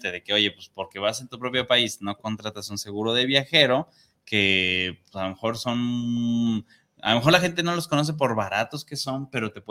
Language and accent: Spanish; Ciudad Juárez, Chihuahua, Mexico; saludos desde Ciudad Juárez para el programa Los que callamos los agentes que está muy chido